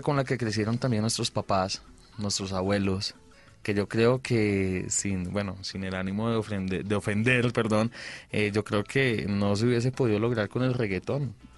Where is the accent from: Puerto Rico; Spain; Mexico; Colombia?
Colombia; Bucaramanga, Santander; De Bucaramanga todos somos